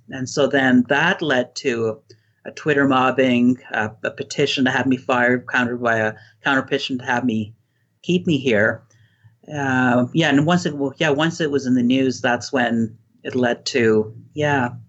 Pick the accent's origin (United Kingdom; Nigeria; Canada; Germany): Canada; But since then, overall, my experiences as a Canadian were quite positive, and I was a, a leftist for the longest time.